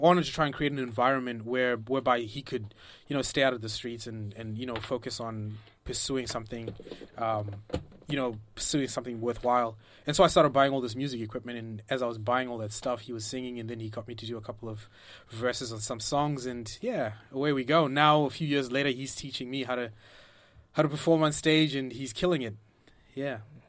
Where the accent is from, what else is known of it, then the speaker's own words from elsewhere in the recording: Zimbabwe; growing up, like, I went to school in Zimbabwe, which is a British colony. So we're taught in the Queen's English